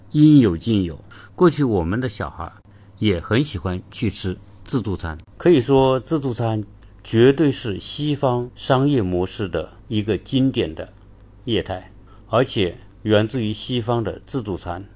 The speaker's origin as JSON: {"language": "Chinese", "country": "China", "said": "我们中国人"}